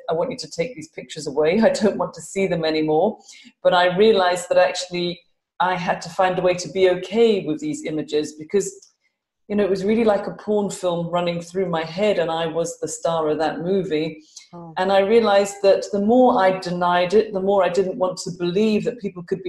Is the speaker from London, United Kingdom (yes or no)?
yes; London, United Kingdom; now in Glasgow, United Kingdom; I am a Londoner, but I live in Glasgow in Scotland